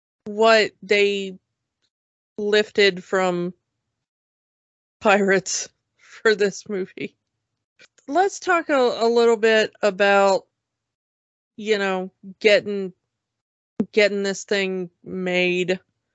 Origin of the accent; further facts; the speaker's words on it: Georgia, United States; I'm from Georgia. Hi.